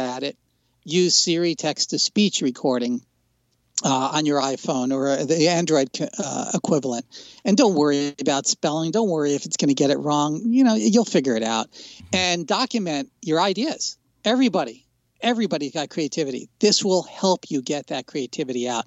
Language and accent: English; New Jersey, United States; I grew up in New Jersey